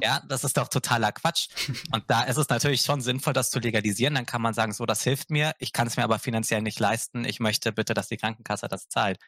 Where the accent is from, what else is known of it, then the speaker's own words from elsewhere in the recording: Augsburg, Bavaria, Germany; moved away; also born or lived in near Cologne, North Rhine-Westphalia; weil ich in Bayern, also in Augsburg, nicht wirklich warm geworden bin